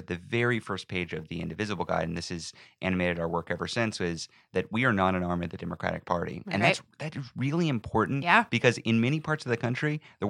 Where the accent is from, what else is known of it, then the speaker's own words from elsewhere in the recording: Texas, United States; Buta, Texas.